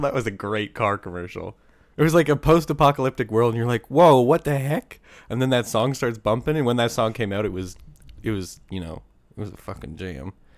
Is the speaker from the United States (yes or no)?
no; Bow River, Alberta, Canada; born or raised there